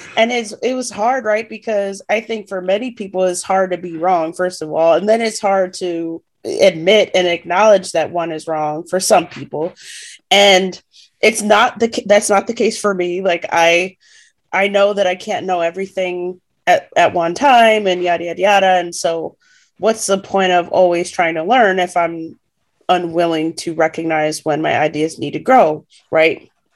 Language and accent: English; United States; as an American